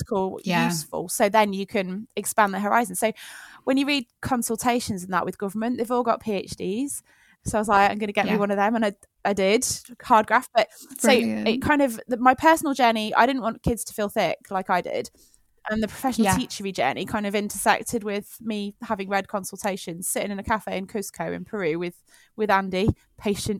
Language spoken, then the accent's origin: English; Leamington Spa, West Midlands, United Kingdom; I grew up in Leamington Spa